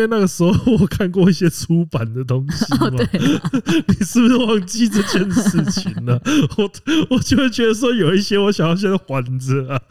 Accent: Kaohsiung, Taiwan; 啊，因为我是高雄人了。

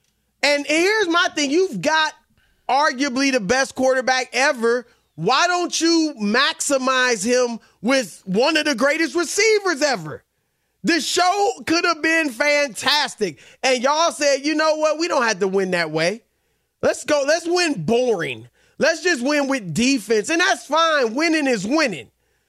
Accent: Baton Rouge, Louisiana, United States; Louisiana is in the house. I'm from Baton Rouge.

